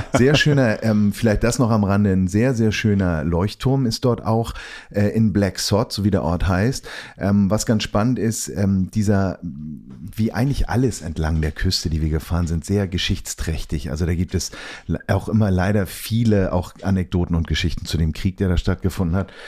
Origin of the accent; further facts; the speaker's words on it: Germany; wir kommen aus Deutschland